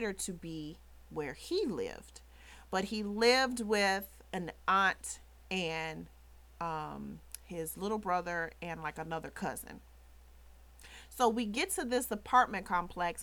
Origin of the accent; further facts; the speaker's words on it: Chicago, Illinois, United States; I'm from the South Side. We were on the South Side